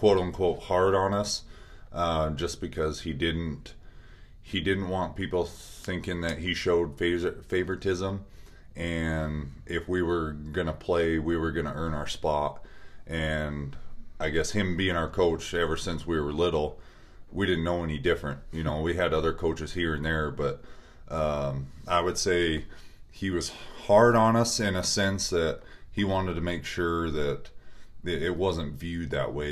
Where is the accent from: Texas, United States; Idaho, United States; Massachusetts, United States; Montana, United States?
Montana, United States; Stevensville; I grew up in Stevensville